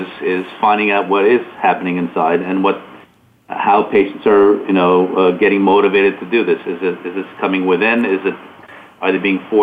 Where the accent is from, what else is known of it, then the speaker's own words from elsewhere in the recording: Montreal, Quebec, Canada; moved away as an adult; now in Long Island, United States; I'm originally from Canada, Montreal, moved here almost 20 years ago to finish my training and settled here in Long Island, New York